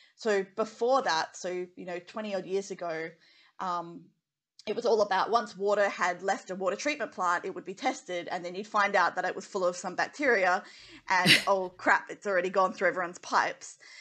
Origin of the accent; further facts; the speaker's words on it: Western Australia, Australia; growing up in Western Australia, and my dad's like oil and gas